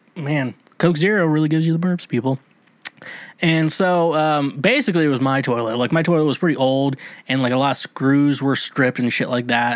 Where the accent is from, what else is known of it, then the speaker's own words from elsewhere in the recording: United States; Now, I'm an American. I went to, uh, American school